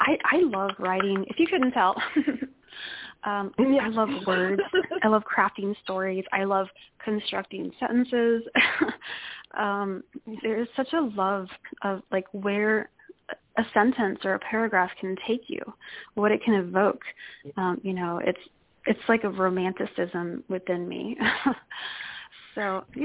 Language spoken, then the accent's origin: English; Dayton, Ohio, United States; my hometown, Dayton, Ohio